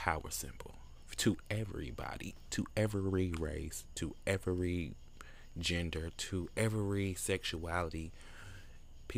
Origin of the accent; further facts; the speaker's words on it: Louisville, Kentucky, United States; I went to Blake Elementary. I'm from Louisville.